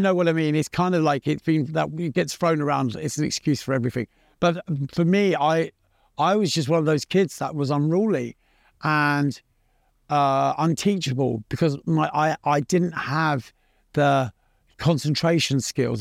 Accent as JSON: {"language": "English", "region": "London", "country": "United Kingdom", "tie": "born or raised there", "also_born_or_lived": "Pimlico, London", "said": "I was born in Pimlico in London, and I grew up in Battersea, which was just over the bridge."}